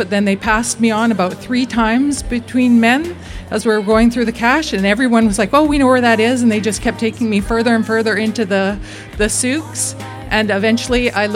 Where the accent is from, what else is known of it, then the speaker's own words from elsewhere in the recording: Vancouver, British Columbia, Canada; I'm from Vancouver, Canada